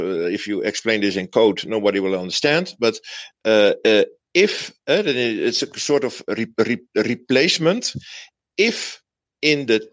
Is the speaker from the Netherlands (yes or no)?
yes; Netherlands; English is a second language; I'm from Holland, so English is not my native language.